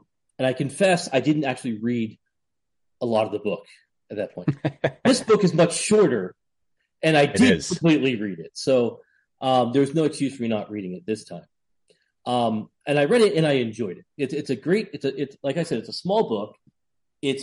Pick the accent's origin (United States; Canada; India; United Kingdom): United States; New England; I'm from New England